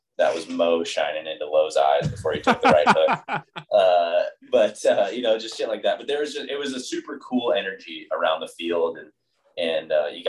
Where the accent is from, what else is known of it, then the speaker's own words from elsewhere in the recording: Arizona, United States; Growing up in Arizona